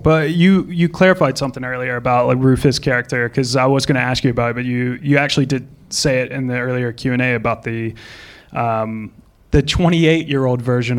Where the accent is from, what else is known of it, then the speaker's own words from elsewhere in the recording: United States; now in United Kingdom; I'm from America as well, if you can't tell.